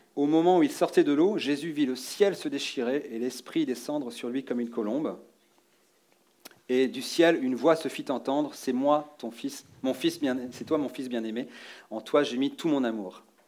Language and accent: French; Rennes, Brittany, France; Je viens de Bretagne, de Rennes